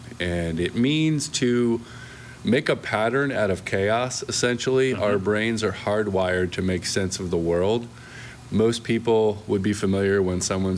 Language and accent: English; Florida, United States; born or raised there; moved away as an adult; also born or lived in New Jersey / California / Oregon / Washington; now in Sebastian, United States